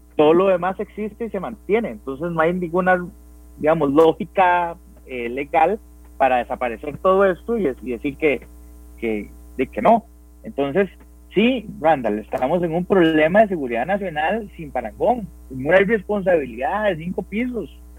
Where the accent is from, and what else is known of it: Costa Rica